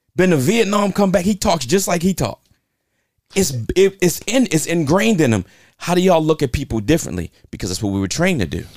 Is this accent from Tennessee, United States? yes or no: no; Baltimore, Maryland, United States; I'm from South Baltimore